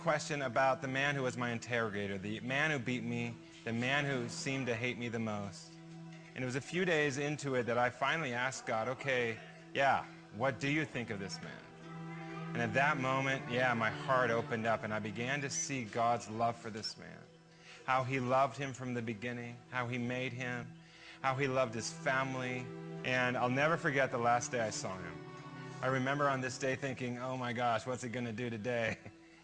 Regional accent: United States

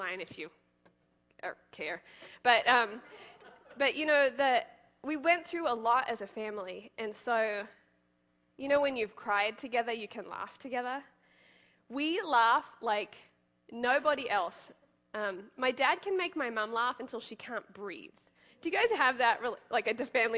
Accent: Gold Coast, Queensland, Australia; moved away as an adult; now in United States; That's my hometown, the Gold Coast

